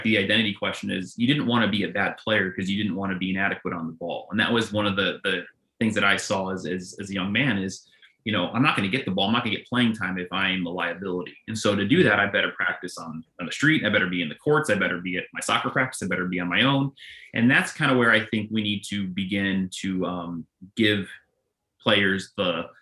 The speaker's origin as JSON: {"language": "English", "region": "Northern California", "country": "United States", "tie": "born or raised there", "also_born_or_lived": "Chicago", "moved": "yes", "said": "I grew up in Northern California and then in Chicago"}